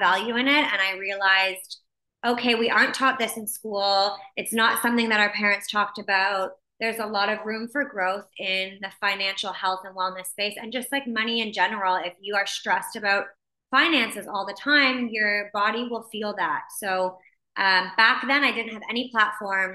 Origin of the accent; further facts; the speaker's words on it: Windsor, Ontario, Canada; also born or lived in Mexico; now in Toronto, Canada; So I grew up in Windsor, Ontario.